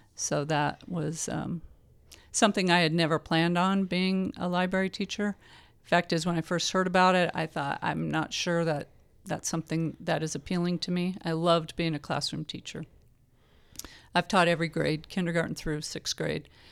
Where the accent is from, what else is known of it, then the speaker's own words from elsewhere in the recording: Palo Alto, California, United States; also born or lived in Fresno, United States; now in Visalia, United States; I was born in California, in the Bay Area